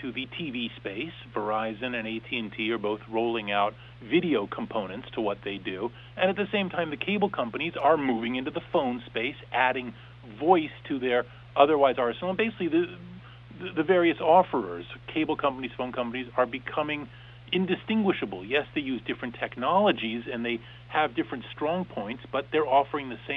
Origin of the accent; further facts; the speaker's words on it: Southern California, United States; also born or lived in San Francisco / Sydney / Bangkok; I grew up in Southern California